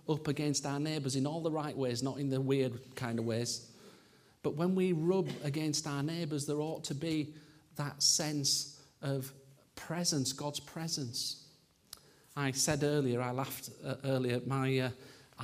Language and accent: English; Yorkshire and the Humber, United Kingdom; I'm a Yorkshireman